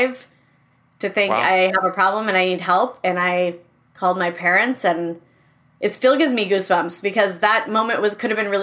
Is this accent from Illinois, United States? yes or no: no; Minneapolis, Minnesota, United States; also born or lived in Madison, Wisconsin; I grew up in the Twin Cities.